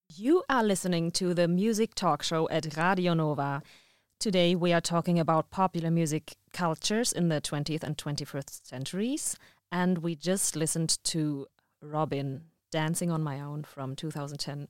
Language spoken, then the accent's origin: English; Germany; I'm from Germany